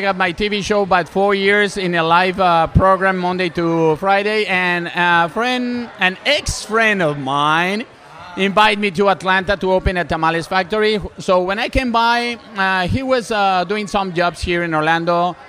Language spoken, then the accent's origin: English; Mexico; English is a second language; moved away as an adult; I came from Mexico 5 years ago.